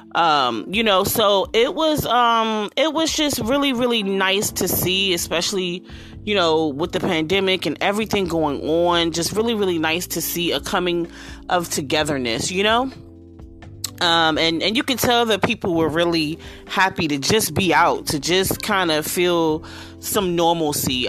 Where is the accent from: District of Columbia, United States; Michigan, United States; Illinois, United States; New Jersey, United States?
District of Columbia, United States; Washington; to be in my city, to be in my hometown